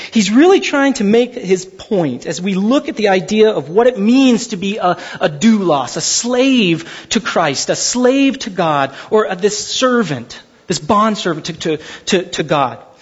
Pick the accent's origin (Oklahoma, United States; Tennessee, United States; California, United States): California, United States; Glendora; I grew up in Glendora half my life